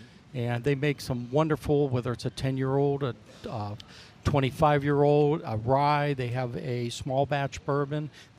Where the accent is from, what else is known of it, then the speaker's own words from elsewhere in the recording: Pennsylvania, United States; moved away; I'm originally from Pennsylvania.